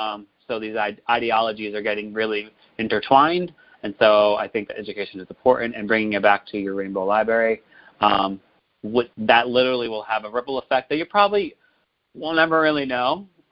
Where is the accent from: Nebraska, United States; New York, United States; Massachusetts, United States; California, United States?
Massachusetts, United States; I grew up in Massachusetts